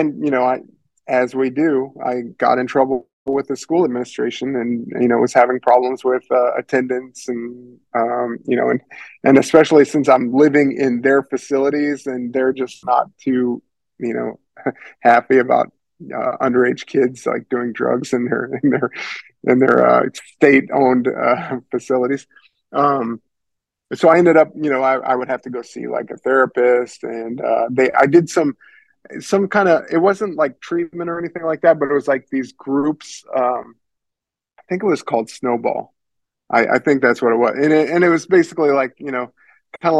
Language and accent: English; Paxton, Illinois, United States; moved away as an adult; now in California, United States; I was living in my hometown, Paxton, Illinois, which is population 4,500